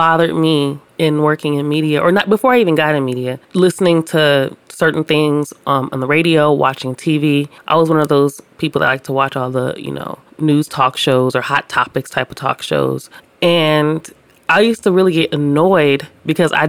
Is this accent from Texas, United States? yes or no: no; Los Angeles, California, United States; I grew up in South Central